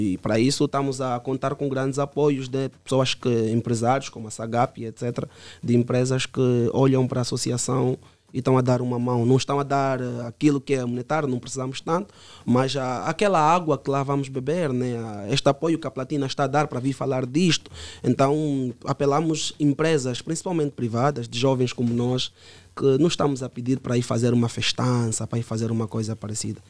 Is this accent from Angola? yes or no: yes; Luanda, Luanda Province, Angola; eu cresci no Cazenga, no Pau Grande, um bairro muito criminalizado